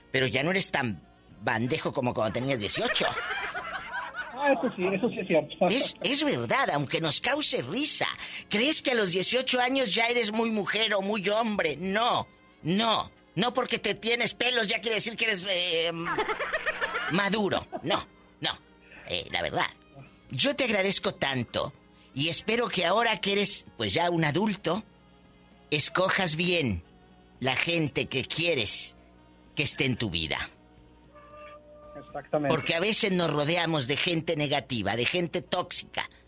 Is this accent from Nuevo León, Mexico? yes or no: yes; Apodaca, Nuevo León, Mexico; yo soy de Apodaca.